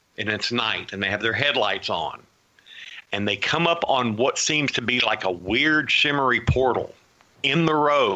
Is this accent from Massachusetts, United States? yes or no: no; Houston, Texas, United States; I grew up in Houston